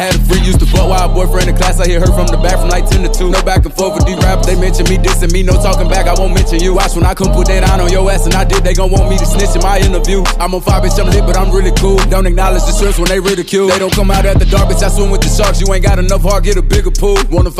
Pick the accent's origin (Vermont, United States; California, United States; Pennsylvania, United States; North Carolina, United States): North Carolina, United States; Charlotte; I'm from Charlotte, you know how these niggas do.